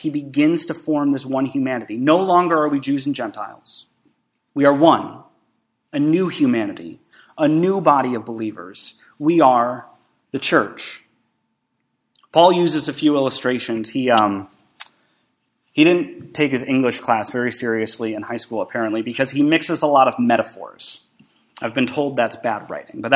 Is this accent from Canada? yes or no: yes; Canada; moved away; I have Canadian citizenship because my dad is a Canadian and I was actually born in Canada